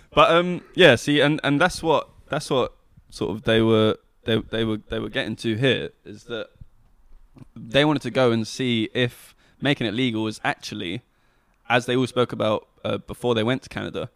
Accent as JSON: {"language": "English", "region": "Scotland", "country": "United Kingdom", "said": "I am a Scot"}